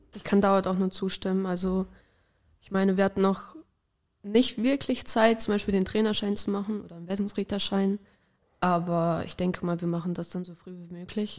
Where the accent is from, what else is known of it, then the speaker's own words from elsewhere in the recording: Ibbenbüren, North Rhine-Westphalia, Germany; weil wir kommen ja eigentlich auch aus Ebenbüren. Das ist noch eine Stunde von Münster entfernt.